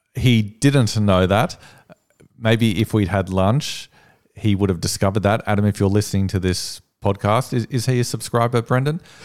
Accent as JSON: {"language": "English", "town": "Sydney", "region": "New South Wales", "country": "Australia", "said": "I'm from Sydney."}